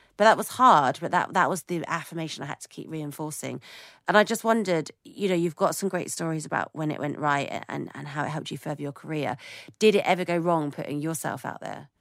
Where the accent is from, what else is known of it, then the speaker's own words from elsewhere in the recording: United Kingdom; as a British person